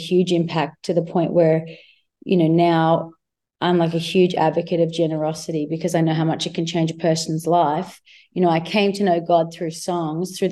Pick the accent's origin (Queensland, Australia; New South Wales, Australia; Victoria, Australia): Victoria, Australia; Myrtleford; moved away; also born or lived in Shepparton; I was born in Shepparton, but I grew up in Myrtleford, and it's like a really small rural town.